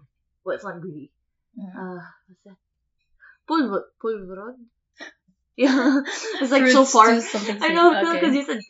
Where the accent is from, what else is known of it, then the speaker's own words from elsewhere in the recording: Philippines; we're all from the Philippines.